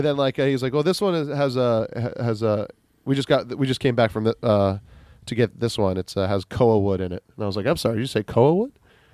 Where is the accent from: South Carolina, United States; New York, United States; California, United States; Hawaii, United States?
Hawaii, United States; Kailua; I was like, "Oh, I am from Kailua."